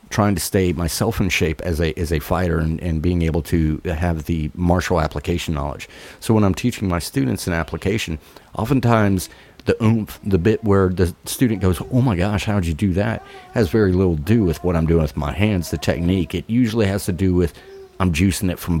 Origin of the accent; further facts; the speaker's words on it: Georgia, United States; I'm from Georgia, and I say y'all